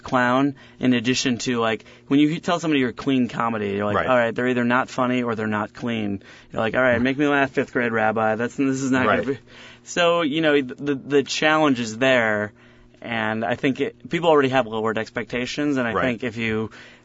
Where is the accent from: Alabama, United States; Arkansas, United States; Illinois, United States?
Illinois, United States; Chicago; I'm from Chicago